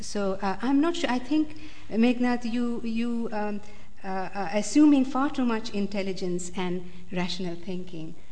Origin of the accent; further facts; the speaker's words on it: United States; I'm born American